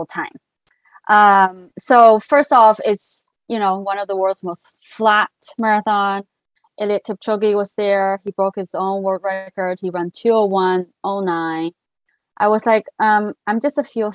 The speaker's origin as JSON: {"language": "English", "town": "Qingdao", "region": "Shandong", "country": "China", "tie": "born or raised there", "also_born_or_lived": "Shanghai, China", "moved": "as an adult", "lives_now": "Pasadena, United States", "said": "I grew up in China in a city called Qingdao in Hebei province."}